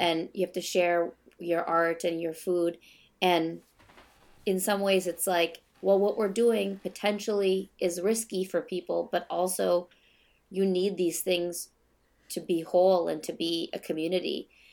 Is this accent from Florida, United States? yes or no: no; Minnesota, United States; I'm born and raised in Minnesota